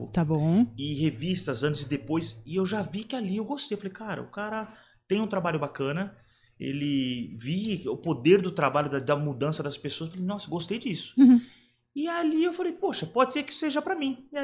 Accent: São Paulo, Brazil; eu fui criado aqui em São Paulo pelos meus avós e minha mãe

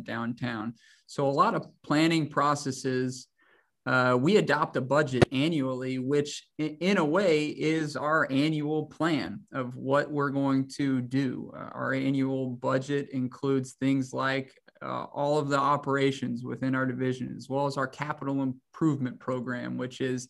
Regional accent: Hays, Kansas, United States; also born or lived in Manhattan, Kansas; I'm from Hayes, Kansas.

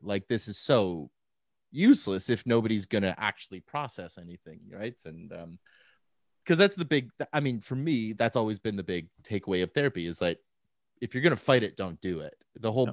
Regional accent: Calgary, Alberta, Canada; moved away as an adult; also born or lived in Victoria, British Columbia / Vancouver, British Columbia; now in Saskatoon, Canada; born and raised in Calgary

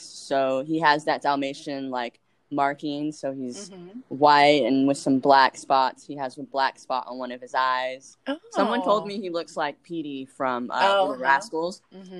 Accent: Anaheim, California, United States; also born or lived in Buena Park / Huntington Beach; now in Long Beach, United States; I was born in Anaheim

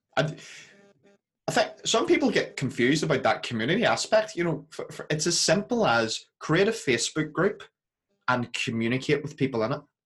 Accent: Belfast, Northern Ireland, United Kingdom; accent: Belfast; moved away; I go home for a couple of days back to Belfast. Uh, my Belfast accent really comes out

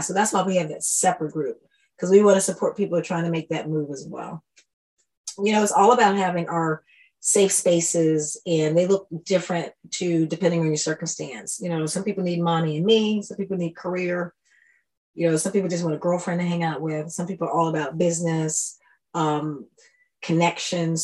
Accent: Washington, District of Columbia, United States; moved away as an adult; also born or lived in Brussels, Belgium; now in Stockholm, Sweden; I moved from Washington, D.C. I grew up in D.C. when it was Chocolate City

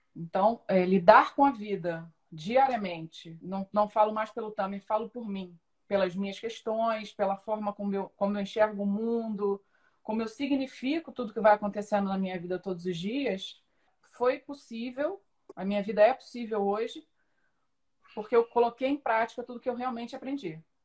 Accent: São Gonçalo, Rio de Janeiro, Brazil; eu sou de São Gonçalo, nasci em São Gonçalo, cresci lá

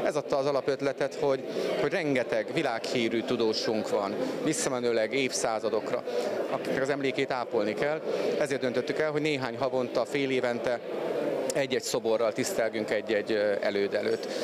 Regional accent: Békés, Hungary; én Békés megyei vagyok

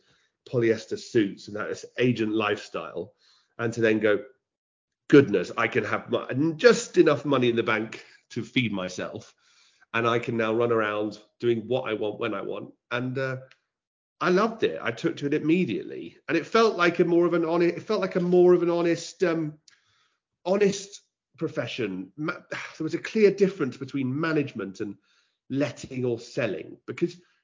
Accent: United Kingdom; also born or lived in London / Cambridge; I'm a Londoner and I'm a Cambridge, you know, a Cambridge boy. I've been lucky enough to live between both. School in Cambridge, boarding school for 5 years

